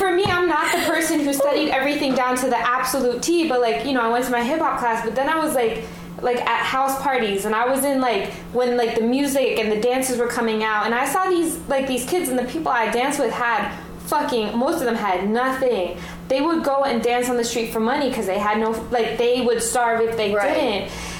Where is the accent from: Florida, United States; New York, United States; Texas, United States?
New York, United States; New York City; But I come from New York